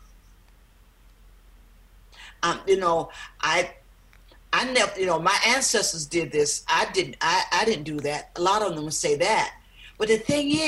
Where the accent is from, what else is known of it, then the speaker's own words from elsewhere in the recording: South Georgia, United States; where I grew up in South Georgia